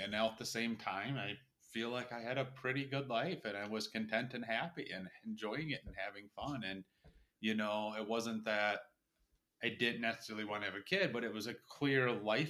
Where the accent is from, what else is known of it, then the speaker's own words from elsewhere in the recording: Brooklyn Park, Minnesota, United States; Grew up in Brooklyn Park.